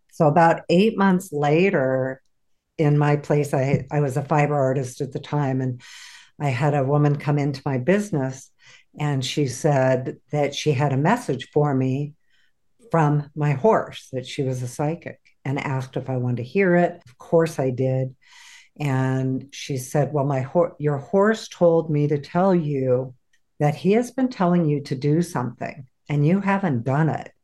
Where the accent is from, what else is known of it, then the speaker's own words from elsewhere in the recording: San Diego, California, United States; moved away as an adult; also born or lived in Oregon; I grew up in San Diego, California, and ended up moving to Oregon